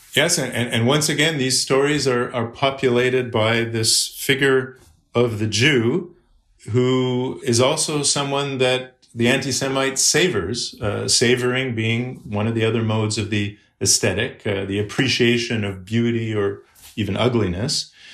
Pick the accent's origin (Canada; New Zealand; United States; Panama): Canada; as a Canadian